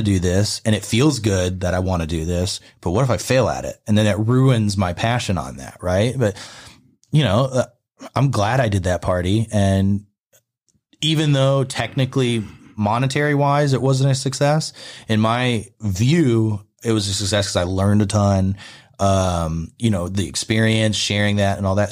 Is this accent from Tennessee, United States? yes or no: no; upstate New York, United States; moved away; also born or lived in Texas; I spent the summers down in Philly, but I grew up upstate.